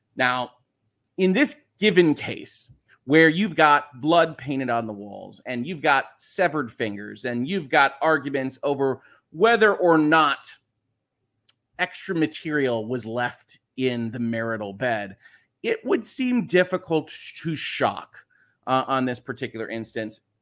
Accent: United States; I am an American

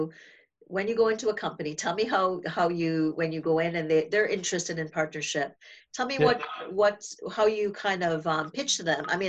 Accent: Trinidad & Tobago; now in Toronto, Canada; myself growing up in the Caribbean

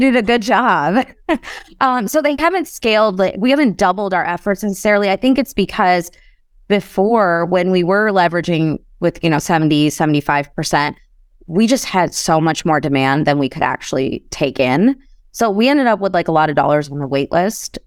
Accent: Chicago, Illinois, United States; I grew up in Chicago

